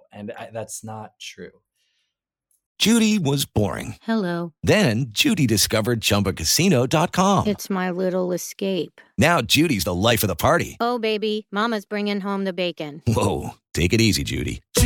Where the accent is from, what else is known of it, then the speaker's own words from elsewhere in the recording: New Jersey, United States; now in New York, United States; I am from New Jersey